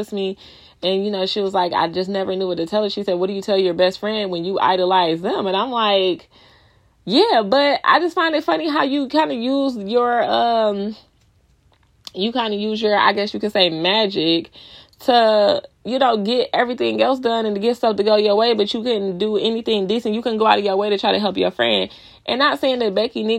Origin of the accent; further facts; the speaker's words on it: Detroit, Michigan, United States; I'm from Detroit, we have our own type of jargon, our own type of slang